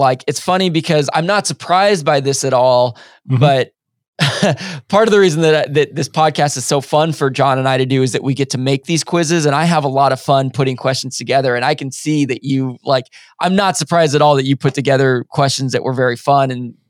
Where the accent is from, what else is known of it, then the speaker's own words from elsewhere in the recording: United States; because I do think in us being American, we have not been privy to a lot of especially South American history.